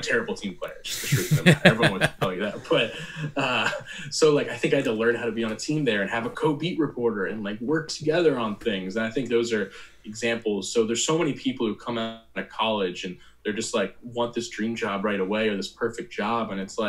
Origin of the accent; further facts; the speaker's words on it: New Jersey, United States; And going to college in Indiana, despite growing up in Jersey, and those kind of things really help.